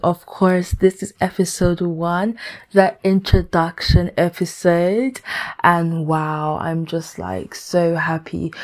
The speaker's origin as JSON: {"language": "English", "country": "Ghana", "lives_now": "London, United Kingdom", "said": "I i am a 22 year old lady who lives in London, United Kingdom. Um, I'm Ghanaian"}